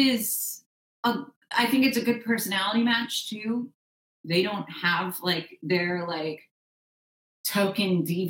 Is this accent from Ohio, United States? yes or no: yes; Cleveland, Ohio, United States; I was born in Cleveland.